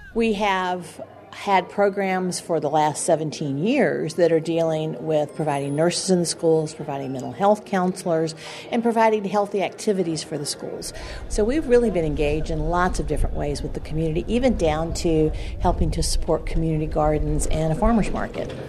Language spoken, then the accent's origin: English; Lawrence, Kansas, United States; I was born and raised in Lawrence, Kansas.